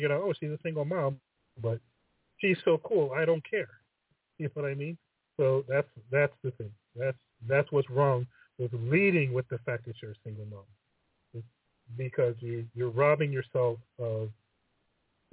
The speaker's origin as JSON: {"language": "English", "country": "United States", "said": "I'm American"}